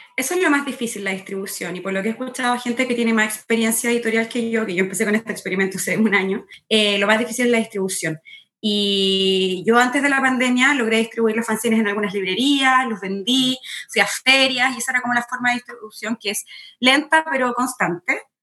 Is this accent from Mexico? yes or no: no; Chile; moved away as an adult; also born or lived in Argentina; now in New York, United States; nunca había vivido fuera de Chile.